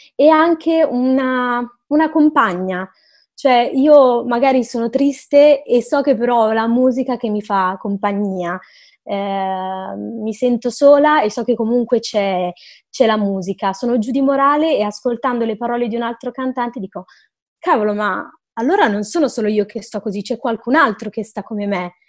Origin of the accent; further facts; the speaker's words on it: Milan, Lombardy, Italy; io sono di Milano